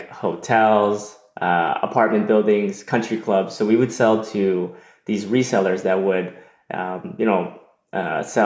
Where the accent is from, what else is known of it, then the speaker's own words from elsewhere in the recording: Toronto, Ontario, Canada; I was born and raised in Toronto, in Canada